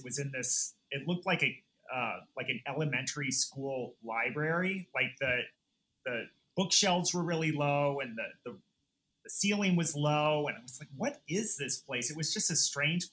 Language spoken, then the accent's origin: English; Fort Worth, Texas, United States; moved away as an adult; now in New York, United States; I'm from Fort Worth, Texas